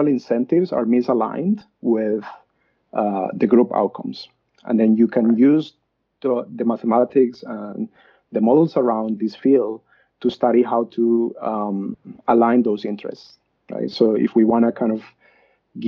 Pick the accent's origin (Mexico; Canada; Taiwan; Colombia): Colombia; moved away as an adult; now in Australia; I was born and raised in Colombia, and I did my undergrad in Colombia.